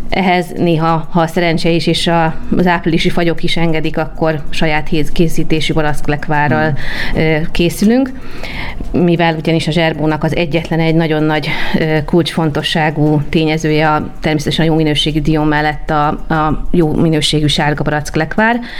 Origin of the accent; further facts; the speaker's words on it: Budapest, Hungary; egy belvárosi millióben nőttem föl, amely lehetővé tette, hogy a Vörös Marti téri, illetve az egyéb karácsonyi vásárok már ideje korán meghozzák a családunk számára a karácsonyi hangulatot